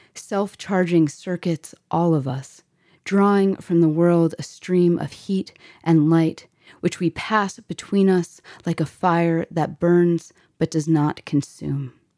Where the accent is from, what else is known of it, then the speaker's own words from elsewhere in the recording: Florida, United States; growing up in Florida